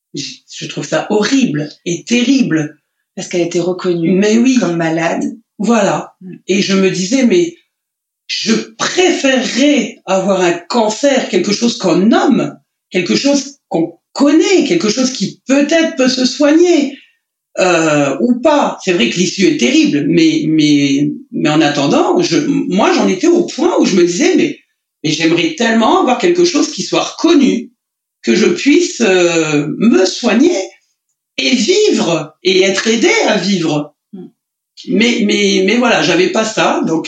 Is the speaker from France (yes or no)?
yes; Lorraine, Grand Est, France; moved away; en Lorraine, là-bas, dans, dans ma région natale.